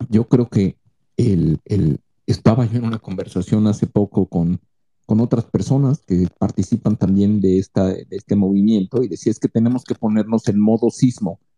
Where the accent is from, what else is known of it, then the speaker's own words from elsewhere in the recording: Mexico; todos nos reconocemos como mexicanos y todos los ayudamos como mexicanos.